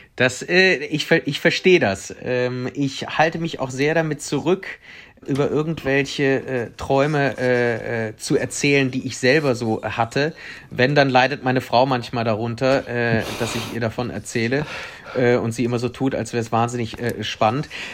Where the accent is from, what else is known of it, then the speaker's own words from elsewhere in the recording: Cologne, North Rhine-Westphalia, Germany; also born or lived in Spain / Prenzlauer Berg, Berlin; now in Berlin, Germany; als Kölner und äh, Spanier